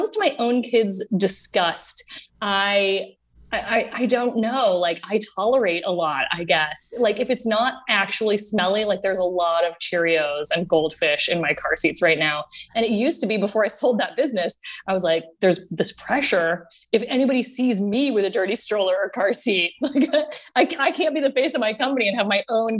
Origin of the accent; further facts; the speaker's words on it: Austin, Texas, United States; grew up in Austin, Texas, and my parents bought the miniature train in Zilker Park